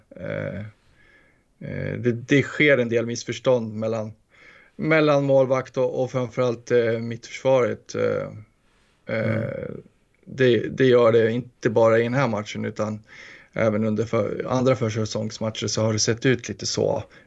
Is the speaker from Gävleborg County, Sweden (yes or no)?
yes; Gästrikland, Gävleborg County, Sweden; smålänningen i mig fast jag är från Gästrikland